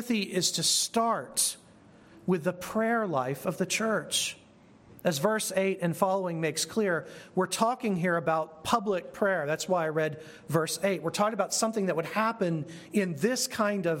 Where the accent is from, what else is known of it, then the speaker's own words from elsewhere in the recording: United States; Being an American